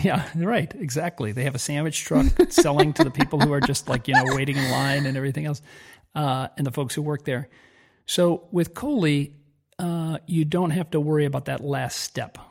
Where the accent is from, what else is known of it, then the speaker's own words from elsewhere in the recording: Southern California, United States; moved away as an adult; now in Italy; We grew up in Southern California